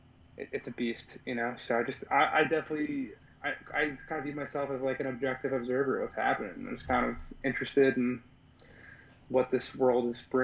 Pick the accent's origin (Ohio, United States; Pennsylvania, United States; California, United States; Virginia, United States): Pennsylvania, United States; Philadelphia; moved away; also born or lived in Boston; I grew up from Philly